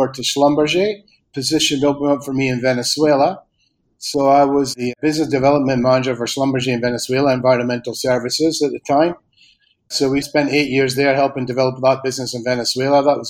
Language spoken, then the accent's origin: English; Aberdeen, Scotland, United Kingdom; moved away as an adult; also born or lived in Argentina / Spain; I'm from Aberdeen originally